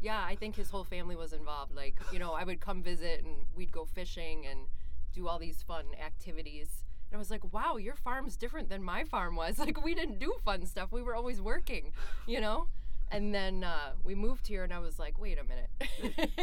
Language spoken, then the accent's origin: English; northeast of Cleveland, Ohio, United States; also born or lived in Bozeman, Montana; now in Minnesota, United States; I grew up in Ohio, uh, northeast of Cleveland, mm-hmm. and I grew up on a dairy farm